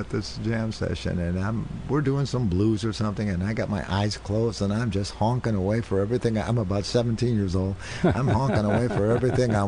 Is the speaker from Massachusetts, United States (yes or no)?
no; Chicago, Illinois, United States; moved away; I was from Chicago